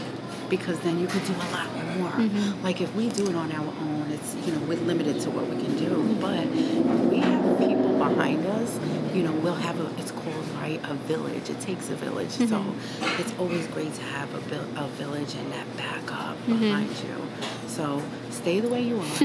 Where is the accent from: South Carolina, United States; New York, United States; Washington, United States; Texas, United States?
New York, United States; New York City; we grew up in the Stapleton community